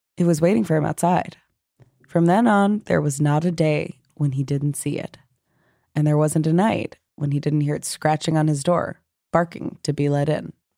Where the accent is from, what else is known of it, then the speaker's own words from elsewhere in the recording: New York, United States; I'm from New York